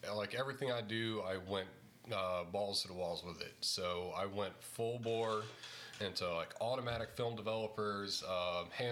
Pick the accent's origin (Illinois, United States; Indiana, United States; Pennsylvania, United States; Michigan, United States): Illinois, United States; East St. Louis; now in Norwich, United States; I'm from Illinois originally, East St. Louis, like 20 miles east of the St. Louis Arch